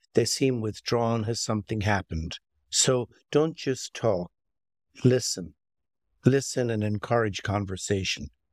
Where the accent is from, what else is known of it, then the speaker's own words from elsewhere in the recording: Limerick, Munster, Ireland; also born or lived in County Clare; now in Long Valley, United States; I'm, I'm Irish American, so I spent most of my childhood in Ireland. And, uh, it began in Ireland, in a little city called Limerick